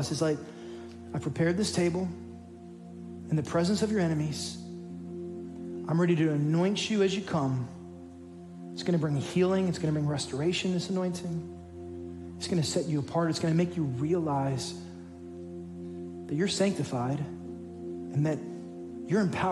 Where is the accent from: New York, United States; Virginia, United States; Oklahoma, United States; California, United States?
New York, United States; New York City; moved away; I'm a son of an inner city church planner, and I was born in the Bronx